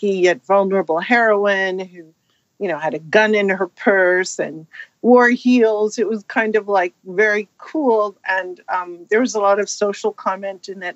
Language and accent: English; California, United States; I grew up in California